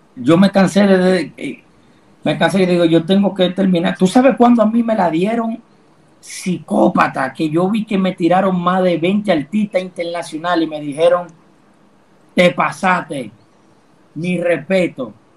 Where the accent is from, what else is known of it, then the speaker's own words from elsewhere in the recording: Dominican Republic; tengo que incluirme como dominicano